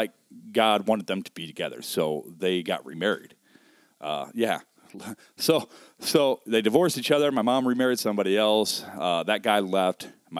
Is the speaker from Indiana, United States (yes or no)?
yes; South Bend, Indiana, United States; Oh, man, I hail originally. Born here in South Bend. Grew up till the age of 10 on the south side of South Bend.